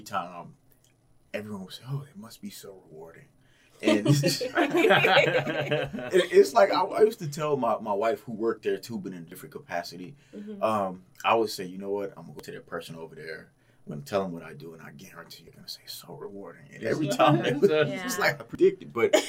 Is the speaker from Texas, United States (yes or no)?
yes; Houston, Texas, United States; now in Portland, United States; I'm from Houston, very diverse area